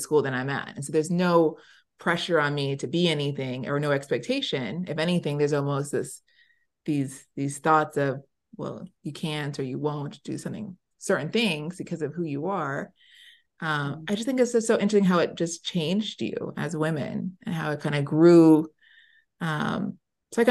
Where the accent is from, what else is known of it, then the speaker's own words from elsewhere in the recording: the South, United States; moved away; also born or lived in New York / New Jersey; I grew up in the South.